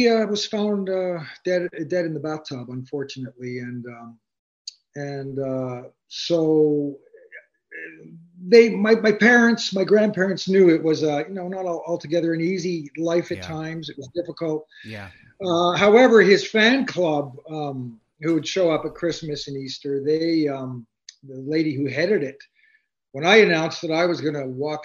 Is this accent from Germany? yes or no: no; Hamilton, Ontario, Canada; I was born in Hamilton, Ontario, okay. Canada